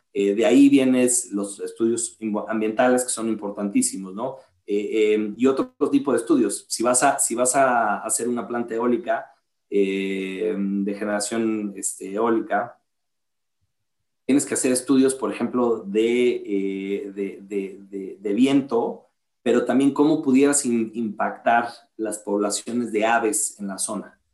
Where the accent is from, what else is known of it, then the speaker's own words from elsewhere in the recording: La Paz, Baja California Sur, Mexico; moved away as an adult; also born or lived in Mexico City / Austin, Texas; somos de La Paz, Baja California